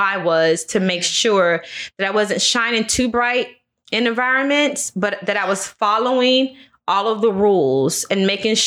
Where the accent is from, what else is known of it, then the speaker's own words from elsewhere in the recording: Maitland, Florida, United States; also born or lived in Vero Beach, Florida; I was raised in Maitland, Florida